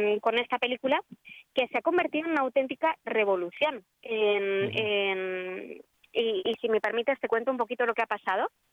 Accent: Bilbao, Basque Country, Spain; now in Madrid, Spain; yo nací en Bilbao, que es una ciudad del, ah. del, norte de España.

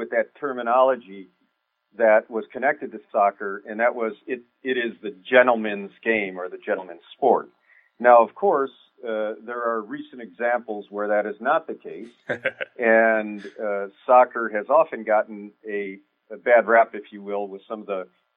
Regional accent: Detroit, Michigan, United States; also born or lived in Kansas City metro area; now in Kansas City, United States; I'm from the Detroit area originally, and I am actually proud of that, even though right now I live in Metro Kansas City

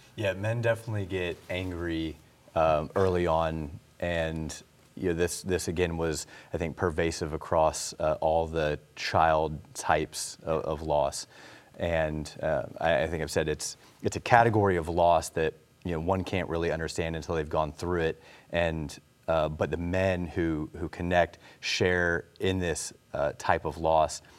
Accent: Illinois, United States; now in North Carolina, United States; we're both from Illinois

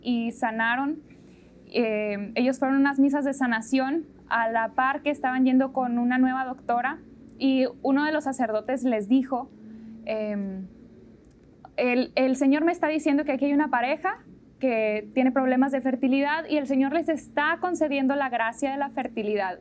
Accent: Monterrey, Nuevo León, Mexico; nací en Monterrey, ahí vivo todavía

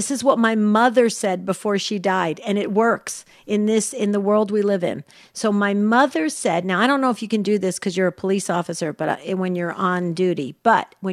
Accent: the South, United States; born or raised there; now in Arizona, United States

